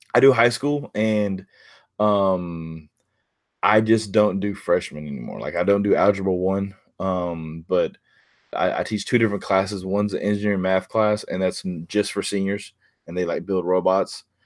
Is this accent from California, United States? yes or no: no; near Houston, Texas, United States; now in Pearland, United States; it's about thirty minutes from where I grew up